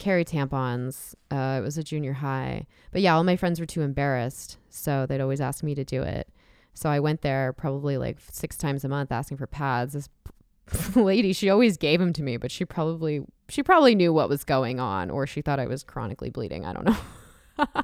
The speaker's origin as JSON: {"language": "English", "area": "San Diego County", "region": "California", "country": "United States", "tie": "born or raised there", "said": "growing up in San Diego County, near Los Angeles County"}